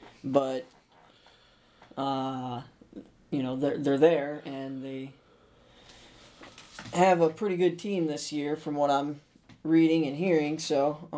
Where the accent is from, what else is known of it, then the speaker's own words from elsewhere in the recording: Northwest Ohio, United States; growing up in Northwest Ohio, right by two MAC teams, BGSU and UT